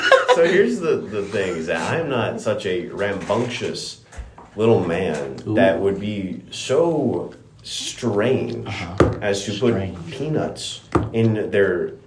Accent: Washington, United States; moved away; I'm from Washington.

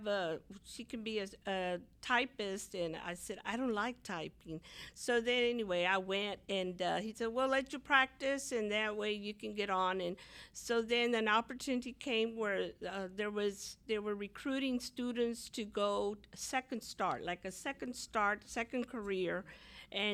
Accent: Houston, Texas, United States; I'm from the East Side. I went to Milby High School, graduated from Milby

